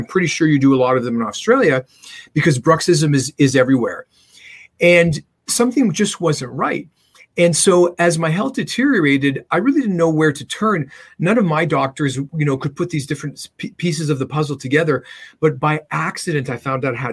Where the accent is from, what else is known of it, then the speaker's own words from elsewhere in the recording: Canada; I'm a Canadian dentist